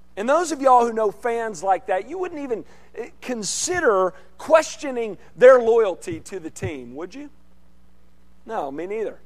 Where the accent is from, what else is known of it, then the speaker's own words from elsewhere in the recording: central Arkansas, United States; moved away; I grew up in, in Arkansas, central part of the state, in central Arkansas